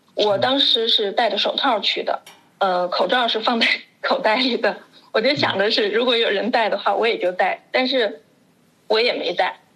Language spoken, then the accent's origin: Chinese; Wuhan, Hubei, China; now in Germany; 虽然我已经离开武汉了